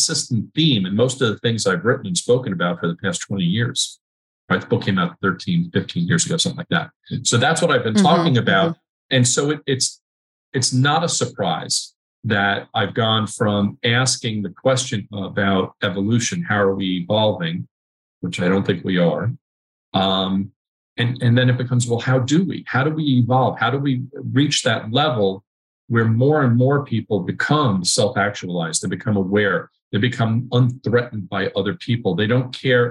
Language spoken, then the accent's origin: English; New York, United States; as a New Yorker